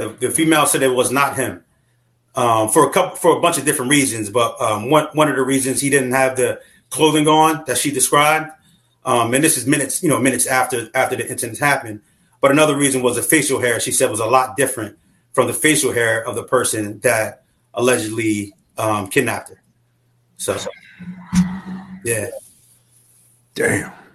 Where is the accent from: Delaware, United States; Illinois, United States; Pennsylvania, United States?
Delaware, United States; Wilmington; I'm originally from Wilmington, Delaware, um, where I was where where I grew up